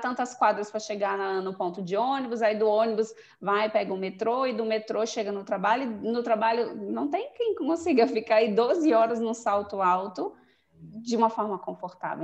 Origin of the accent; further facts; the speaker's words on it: Brasília, Federal District, Brazil; also born or lived in Goiânia; Eu, eu nasci em Goiânia, mas eu cresci aqui em Brasília, acho que eu vim morar pra, aqui uns cinco anos, então eu me considero muito mais daqui do que de Goiânia